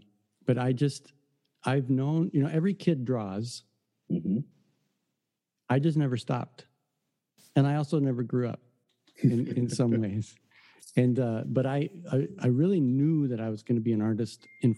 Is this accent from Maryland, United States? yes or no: no; Detroit, Michigan, United States; I grew up in the Detroit area